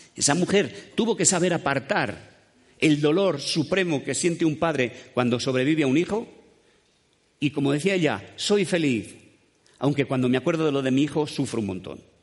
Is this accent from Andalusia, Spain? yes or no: no; Dueñas, Castile and León, Spain; moved away; also born or lived in Madrid; soy de Dueñas, un pueblito a mitad de camino entre Palencia y Valladolid